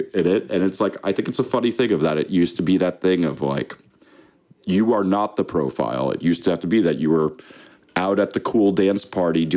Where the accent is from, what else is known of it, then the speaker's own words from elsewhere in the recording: New Jersey, United States; I'm from Jersey